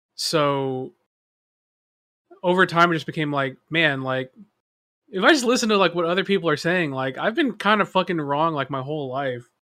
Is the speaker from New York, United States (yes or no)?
no; Texas, United States; growing up in Texas, right, especially on the whiter side of town